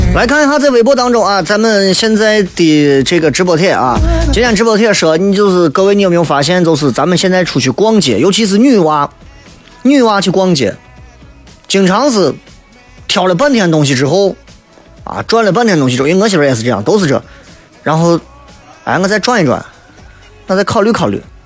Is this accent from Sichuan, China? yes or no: no; Shaanxi, China; 咱陕西人